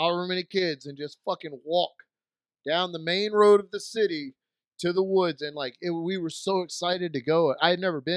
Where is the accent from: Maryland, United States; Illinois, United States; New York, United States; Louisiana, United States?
Louisiana, United States; Denham Springs; We're from Denham Springs.